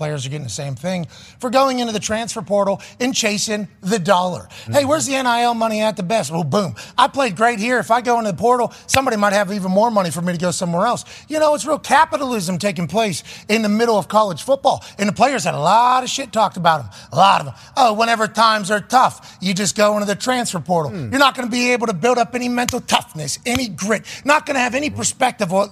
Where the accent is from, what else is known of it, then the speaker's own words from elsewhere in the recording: Pittsburgh, Pennsylvania, United States; now in Indiana, United States; I grew up in Pittsburgh